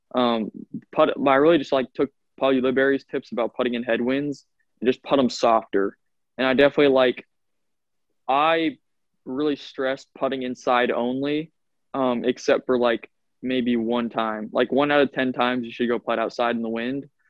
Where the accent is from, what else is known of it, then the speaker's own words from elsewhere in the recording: Iowa, United States; I'm from Iowa.